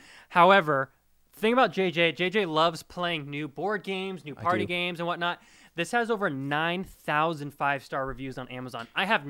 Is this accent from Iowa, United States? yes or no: no; Bay Area, California, United States; I grew up in the Bay Area.